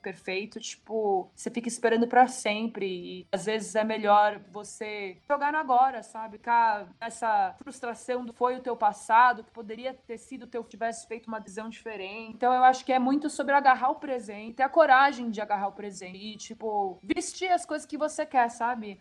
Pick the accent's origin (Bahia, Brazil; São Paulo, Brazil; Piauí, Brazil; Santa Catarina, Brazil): São Paulo, Brazil; eu sou de São Paulo.